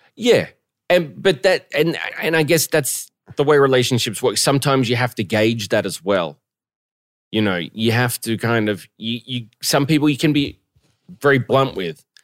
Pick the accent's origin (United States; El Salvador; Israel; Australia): Australia; Melbourne, Victoria; moved away; my hometown of Melbourne